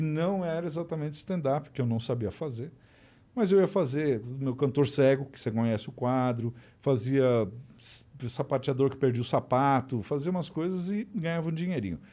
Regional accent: Brazil; moved away as an adult; also born or lived in Beverly Hills, United States; sou brasileira

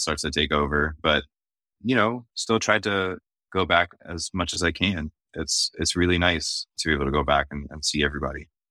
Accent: just south of Boston, Massachusetts, United States; first language Arabic; now in Washington, D.C., United States; I was born and raised just south of Boston, Massachusetts

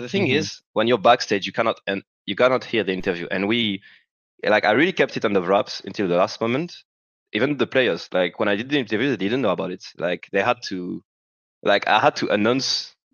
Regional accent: France; English is a second language; I'm still French

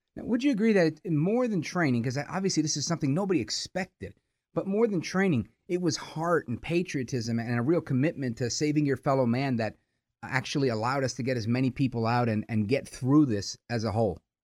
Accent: New York City, New York, United States; I'm a kid from Brooklyn

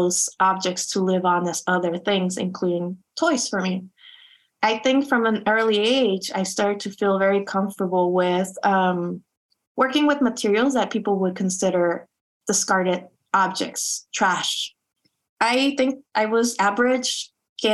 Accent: Tijuana, Baja California, Mexico; English is a second language; also born or lived in Chula Vista, California, United States; now in San Diego, United States; I grew up in Tijuana and in San Diego, you know, as a binational kid.

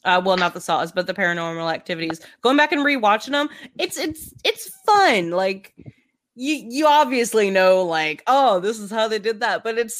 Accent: Memphis, Tennessee, United States; also born or lived in Wisconsin; We're from Memphis.

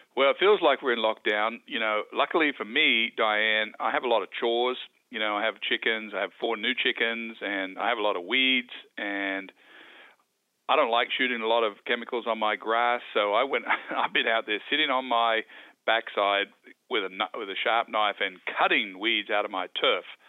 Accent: Wagga Wagga, New South Wales, Australia; When I grew up, when I was a boy, growing up in Wagga, uh, Wagga Wagga

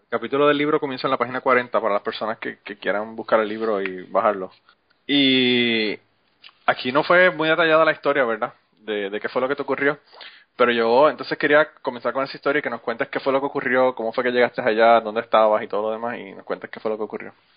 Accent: Utuado, Puerto Rico; moved away as an adult; now in United States; Yo soy Utuado.

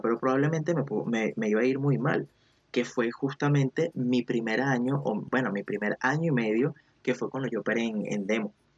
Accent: Venezuela; now in Chile; soy de Venezuela, pero actualmente vivo, vivo en Chile

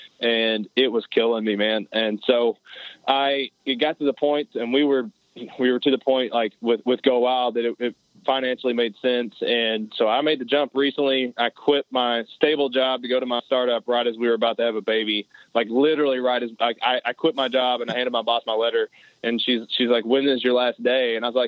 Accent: Middlesboro, Kentucky, United States; also born or lived in Harlan, Kentucky; I grew up in southeastern Kentucky and Middlesbrough, Kentucky. I was born in Harlan, grew up in a hunting environment.

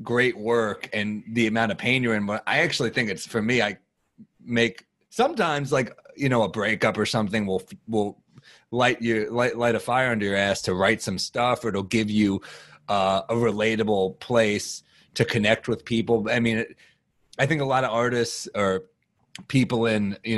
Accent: New York, United States; I'm a New Yorker

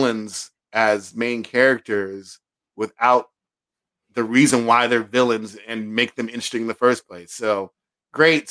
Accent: United States; especially as a black man growing up in America.

